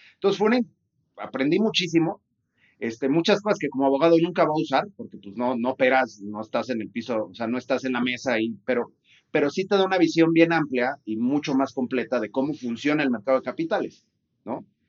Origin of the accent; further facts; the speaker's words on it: Guadalajara, Jalisco, Mexico; yo soy de Guadalajara, este, y soy abogado